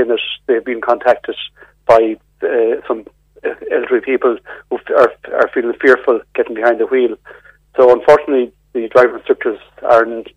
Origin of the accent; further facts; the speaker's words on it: Ireland; also born or lived in Mayo; as Irish people